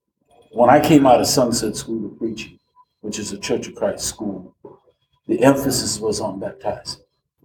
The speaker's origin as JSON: {"language": "English", "town": "Boston", "region": "Massachusetts", "country": "United States", "moved": "yes", "lives_now": "Indiana, United States", "said": "Originally from Boston, but I live here now in Indiana."}